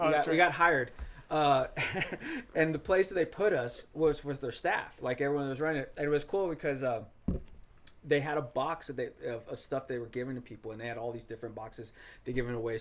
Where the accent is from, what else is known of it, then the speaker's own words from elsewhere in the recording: Austin, Texas, United States; also born or lived in Bogota, Colombia; I'm from Austin